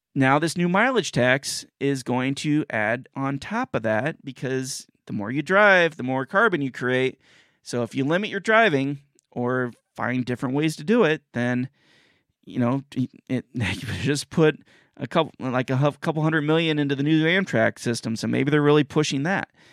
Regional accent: United States; an American citizen

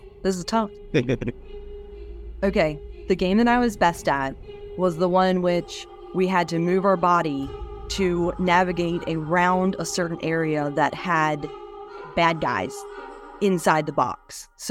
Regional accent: West Virginia, United States; So on a 250-acre beef cattle farm, provided a lot of open space. One of my most vivid memories while growing up on the farm was that for Christmas, whenever I was 15, I received a go-kart.

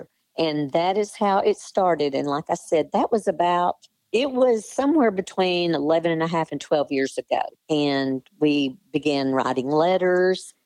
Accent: Lone Oak, United States; moved away as an adult; also born or lived in Bryant, Arkansas; I was raised in Lone Oak and went to school all 12 years there

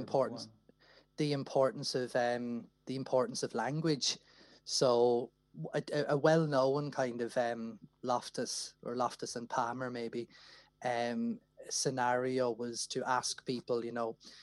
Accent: Wexford, Leinster, Ireland; moved away; I'm originally from Wexford

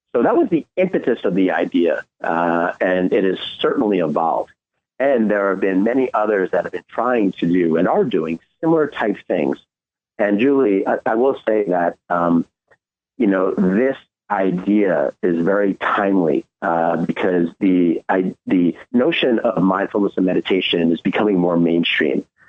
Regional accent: New York City, New York, United States; I was born in New York City

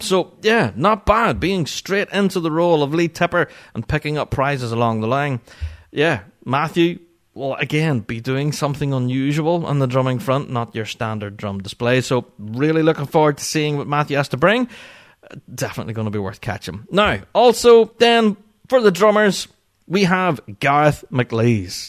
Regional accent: Northern Ireland, United Kingdom

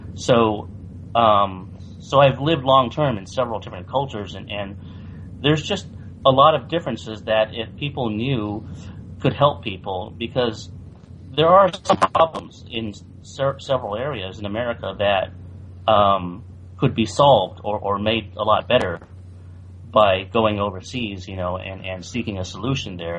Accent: San Francisco Bay Area, California, United States; also born or lived in Taiwan; I grew up in the San Francisco Bay Area in California, and I came to the United States when I was three

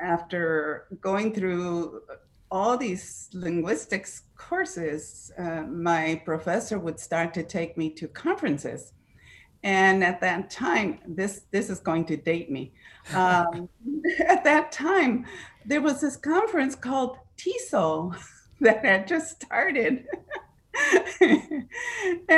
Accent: Ciudad Juárez, Chihuahua, Mexico; English is a second language; moved away as an adult; also born or lived in El Paso, Texas; now in United States; I am an English learner. I was born, raised in Juarez, Chihuahua, Mexico, and I didn't immigrate until I was 27 years old

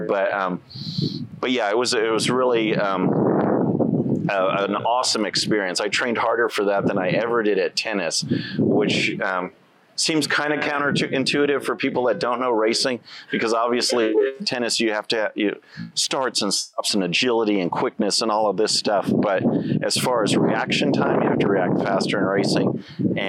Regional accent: Victoria, Texas, United States; also born or lived in Chicago area, Illinois / Edna, Texas; High school, my hometown, I consider Victoria, Texas. So we moved from Chicago area to Edna, Texas.

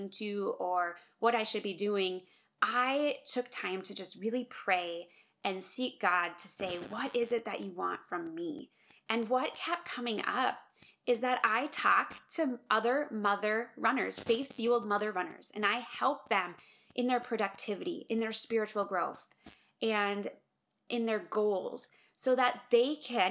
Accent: Minnesota, United States; moved away as an adult; now in Colorado, United States; I know I'm not a Minnesotan anymore. I'm a Coloradan, but I'm a Minnesotan at heart

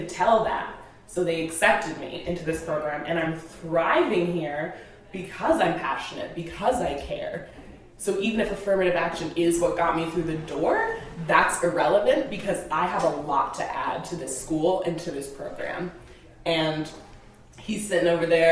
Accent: South Burlington, Vermont, United States; We grew up in South Burlington, which is a pretty homogenous area

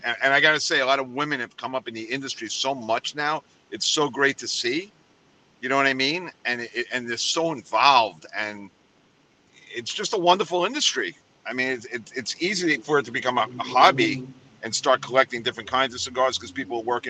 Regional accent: New York City, New York, United States; now in Florida, United States; I come from New York City

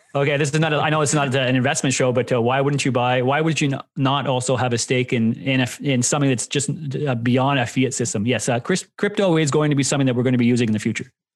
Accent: Canada; Myself being Canadian, went to school there

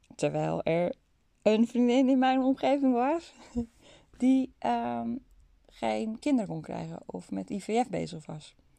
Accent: North Holland, Netherlands; ik kom uit Noord-Holland zoals je misschien wel kunt horen

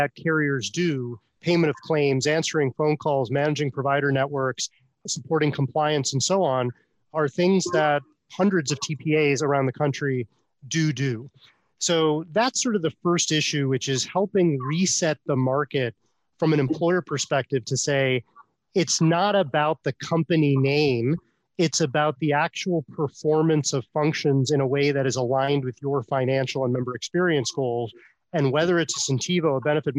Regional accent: Buffalo, New York, United States; I'm from Buffalo

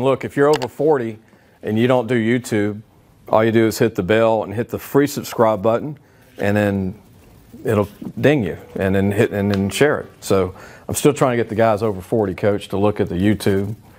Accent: Baton Rouge, Louisiana, United States; I grew up in Baton Rouge

